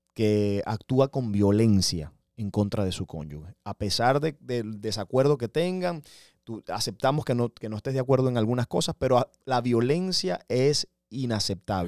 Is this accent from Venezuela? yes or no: yes; Venezuela; now in United States; yo soy venezolano.